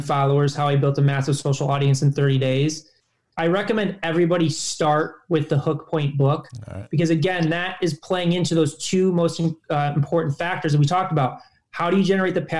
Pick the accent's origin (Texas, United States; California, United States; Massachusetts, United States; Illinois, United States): Illinois, United States; Chicago; I'm from Chicago.